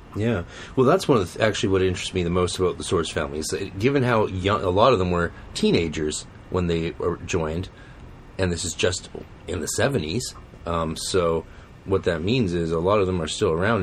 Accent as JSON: {"language": "English", "country": "Canada", "said": "We're Canadian"}